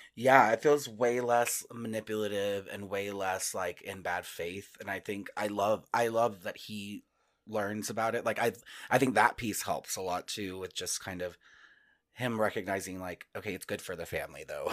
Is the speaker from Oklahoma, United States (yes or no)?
no; Northwest Texas, United States; moved away as an adult; also born or lived in New York; now in Denver, United States; I grew up, I grew up in Northwest Texas where we did get snow